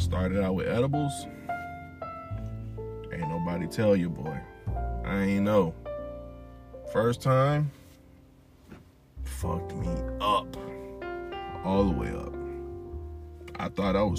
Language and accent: English; Louisiana, United States; I'm from Louisiana